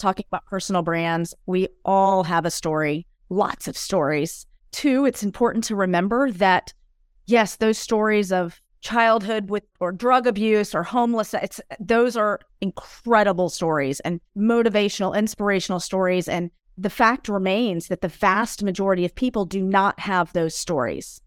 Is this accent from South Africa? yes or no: no; United States; now in Europe; I'm an American expat living in Europe